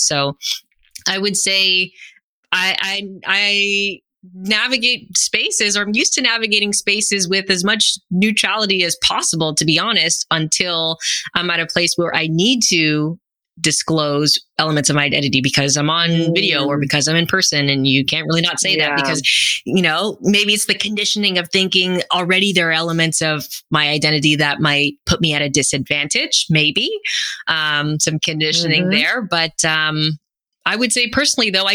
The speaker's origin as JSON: {"language": "English", "country": "Canada", "said": "I'm a first generation Canadian. My parents are both from Guyana"}